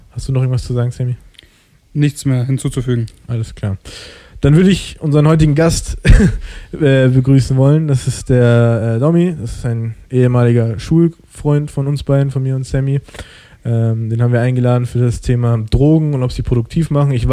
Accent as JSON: {"language": "German", "country": "Germany", "tie": "born or raised there", "said": "ich komme aus dem Ausland, sage ich jetzt mal, so, ich bin in Deutschland geboren, ich habe einen deutschen Pass."}